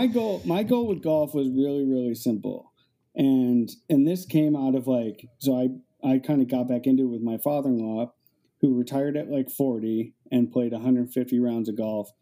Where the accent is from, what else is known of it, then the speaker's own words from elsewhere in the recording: Cleveland, Ohio, United States; I grew up next to a golf course and I grew up in Cleveland, Ohio on the east side in a suburb